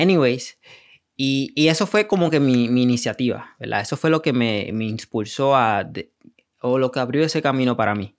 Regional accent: Puerto Rico; also born or lived in New York; vengo de Puerto Rico, eh, nací en Nueva York. Eh, y de ahí me crié en Puerto Rico

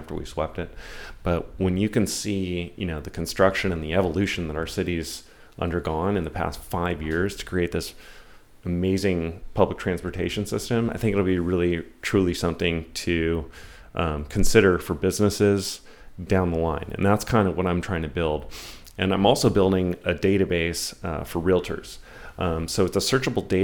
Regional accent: San Diego, California, United States; I grew up in Kensington, which, by the way, best Mexican food in San Diego

